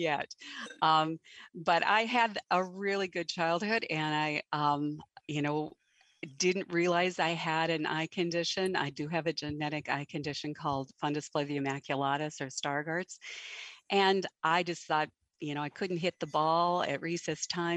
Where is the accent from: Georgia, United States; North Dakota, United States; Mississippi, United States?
North Dakota, United States; Western; I am from North Dakota, and I grew up on a ranch in Western North Dakota.